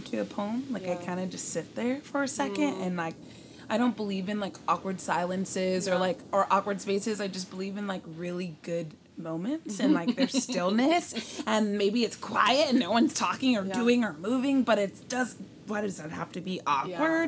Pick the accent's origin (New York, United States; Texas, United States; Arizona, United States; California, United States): California, United States; Richmond; moved away as an adult; now in Los Angeles, United States; I am born and raised in Richmond area